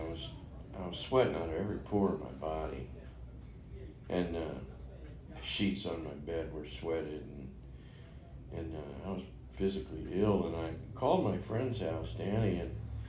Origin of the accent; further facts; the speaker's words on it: St. Louis, Missouri, United States; moved away; also born or lived in Nevada / Saudi Arabia; I was born in St. Louis, Missouri